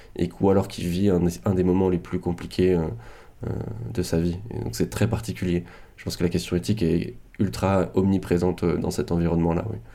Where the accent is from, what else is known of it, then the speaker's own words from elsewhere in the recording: France; en tant que Français